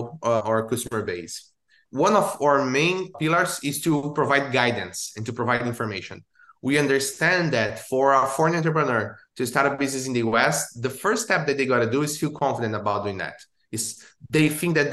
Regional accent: Brazil; moved away as an adult; now in Orlando, United States; I'm based here in Orlando, Florida, but I was born in Brazil, and I moved to the US

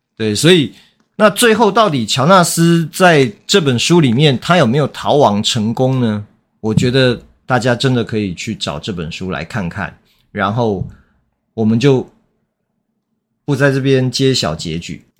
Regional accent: Taiwan; 其实台湾也是啊， 我们， 我们也常讲不好意思

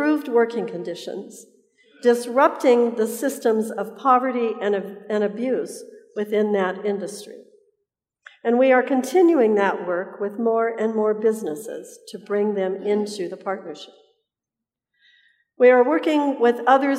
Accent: Colorado, United States; now in Southern California, United States; I tell people I live in Southern California, but I am from Colorado

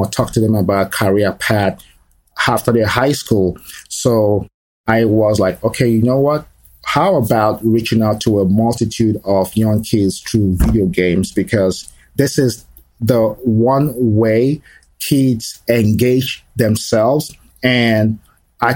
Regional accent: Nigeria; moved away as an adult; also born or lived in Lagos / Florida / Texas; now in Dallas, United States; I am originally from Nigeria, and I was born in Nigeria. So my childhood and my adult years were spent in Nigeria.

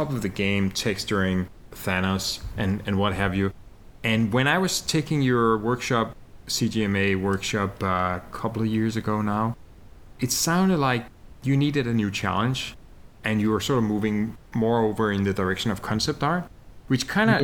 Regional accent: Denmark; now in Montreal, Canada; I'm from Denmark. My wife is from Spain. And we live in Montreal, Canada.

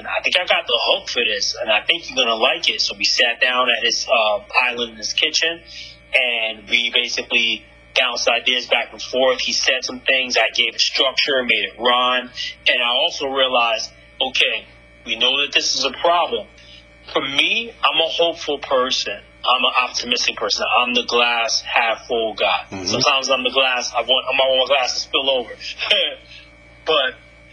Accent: New York City, New York, United States; also born or lived in Manhattan, New York; I'm a true New Yorker. I'm born in Brooklyn, New York, and I currently live in Manhattan, a.k.a. NYC

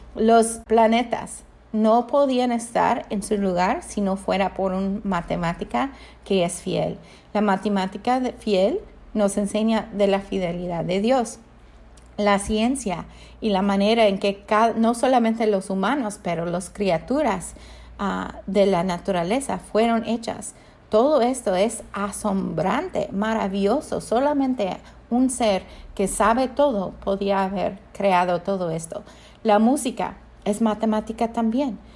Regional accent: United States; yo soy americana

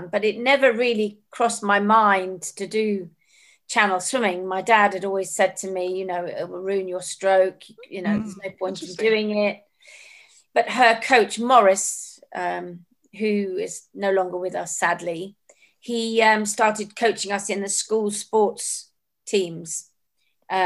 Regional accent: Jersey; also born or lived in Africa; when I was a little girl in Jersey growing up

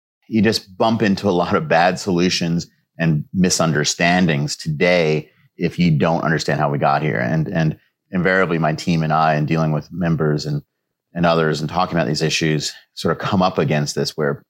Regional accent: New York City, New York, United States; now in Washington, D.C., United States; my hometown in New York City, Queens

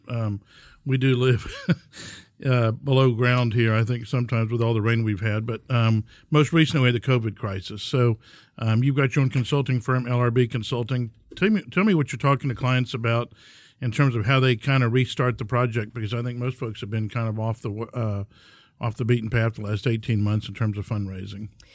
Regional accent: Houston, Texas, United States; my hometown

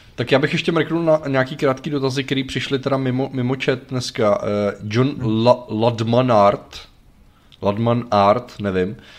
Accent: Czechia; u nás v Čechách

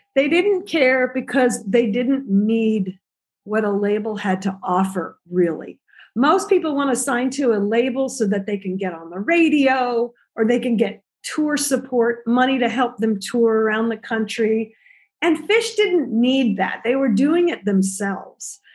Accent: Central California, United States; moved away as an adult; also born or lived in Los Angeles / New York; I grew up in Central California, but I went to college in LA and then I moved to New York after college

